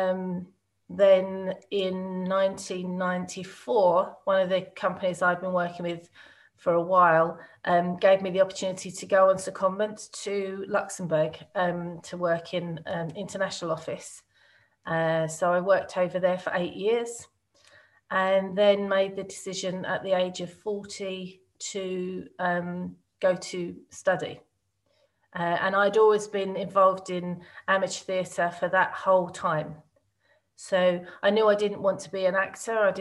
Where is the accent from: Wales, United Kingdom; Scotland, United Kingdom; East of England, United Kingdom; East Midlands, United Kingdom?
East of England, United Kingdom; Woodford; I grew up in a small place called Woodford. I suppose the only way it's known is in Essex